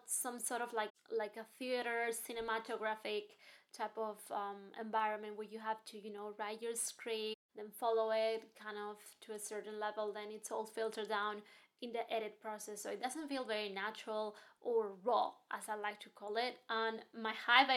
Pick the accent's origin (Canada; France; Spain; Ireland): Spain; moved away as an adult; also born or lived in Hong Kong / New York; now in London, United Kingdom; I'm from Spain. I was born and raised in Spain, and then my life took me to Hong Kong for studies, and then I ended up in New York for my postgraduate